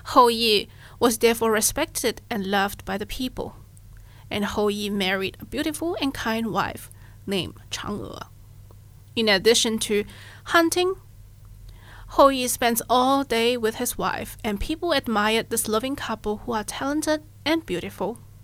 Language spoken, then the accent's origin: English; Malaysia; moved away; I'm originally from Malaysia